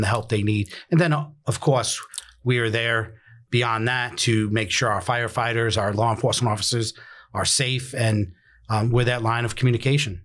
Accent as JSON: {"language": "English", "town": "New York City", "region": "New York", "country": "United States", "tie": "born or raised there", "moved": "as an adult", "lives_now": "Pasco County, United States", "said": "originally born and raised in the Bronx, uh, moved down here as a young adult"}